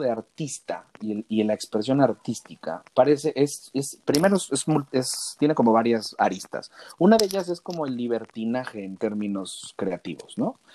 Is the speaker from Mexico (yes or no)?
yes; Mexico; la calidad de trabajadores que somos los mexicanos